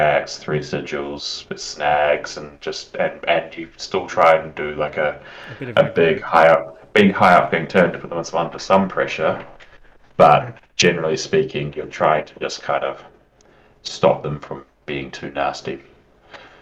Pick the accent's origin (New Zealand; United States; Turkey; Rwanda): New Zealand; now in United Kingdom; You might be able to tell by my accent, but I'm from New Zealand.